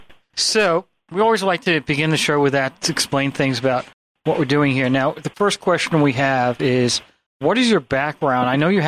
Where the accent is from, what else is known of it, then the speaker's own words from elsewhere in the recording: Great Neck, New York, United States; I grew up in Nassau County in Great Neck.